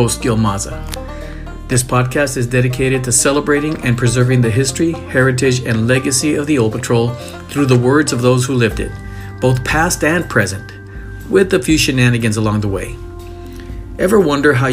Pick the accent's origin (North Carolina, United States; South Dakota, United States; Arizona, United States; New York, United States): Arizona, United States; Douglas; I grew up in a border town, Douglas, Arizona.